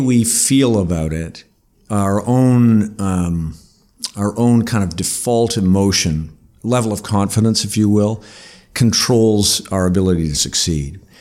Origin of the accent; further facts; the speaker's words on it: North Bay, Ontario, Canada; I grew up in North Bay